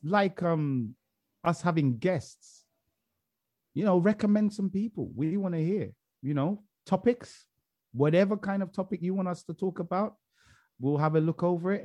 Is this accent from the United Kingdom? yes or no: yes; England, United Kingdom; I'm English